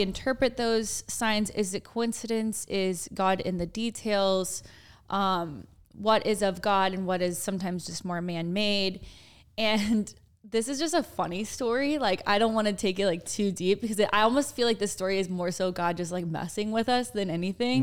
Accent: Dallas, Texas, United States; We're, we're from Dallas

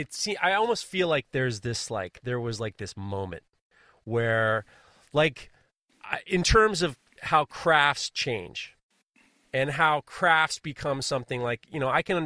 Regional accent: New York, United States; I'm from New York. We don't do that.

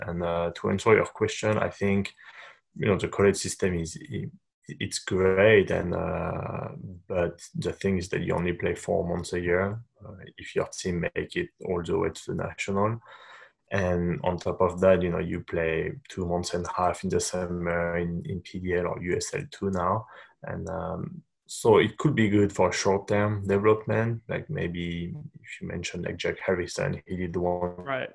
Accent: Paris, Île-de-France, France; moved away as an adult; also born or lived in Japan; now in United States; I'm born and raised in Paris, uh, in France

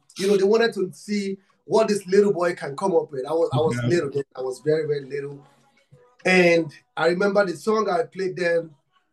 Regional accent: Nigeria; I'm from Africa, Nigeria. I'm from Nigeria

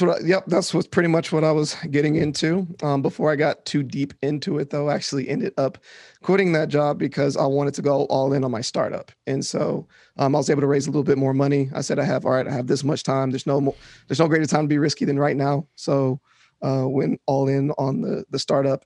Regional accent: Shreveport, Louisiana, United States; moved away as an adult; also born or lived in New Orleans, Louisiana; now in Austin, United States; growing up in Shreveport was interesting

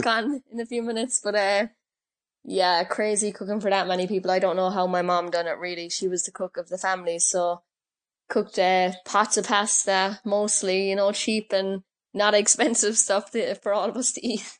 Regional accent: Cork, Munster, Ireland; I grew up playing on the streets of Knocknahinney

